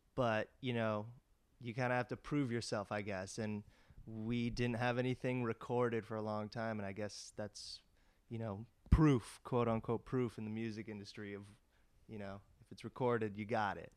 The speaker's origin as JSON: {"language": "English", "town": "Los Angeles", "region": "California", "country": "United States", "tie": "born or raised there", "said": "me and Max grew up in L"}